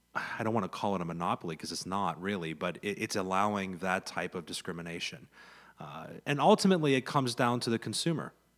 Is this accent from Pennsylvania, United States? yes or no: yes; central Pennsylvania, United States; own a small business here in, here in my hometown. in central Pennsylvania